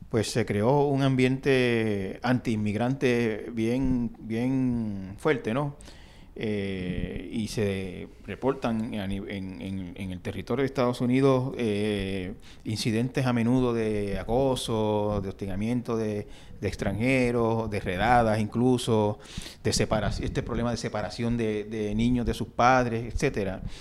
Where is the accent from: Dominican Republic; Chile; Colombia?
Dominican Republic; me doy cuenta de que yo estoy en esa categoría de dreamer y soy dominicano, vengo aquí y ¿qué pasa?